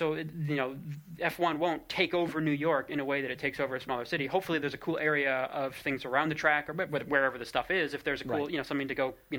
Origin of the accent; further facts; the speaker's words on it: England, United Kingdom; as an English person, or sorry, a British person, I should say, because some folks are Scottish as well.